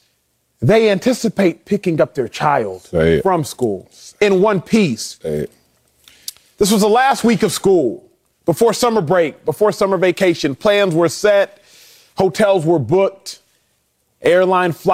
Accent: Texas, United States; born and raised in Texas

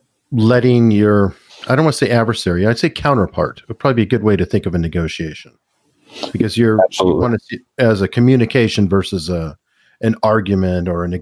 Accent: Tucson, Arizona, United States; now in Hampton, United States; I'm originally from Tucson.

